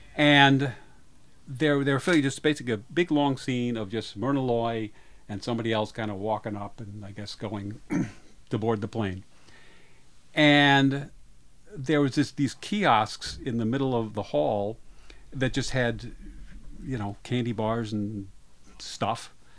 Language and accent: English; Rockville, Maryland, United States; in my hometown, Rockville, Maryland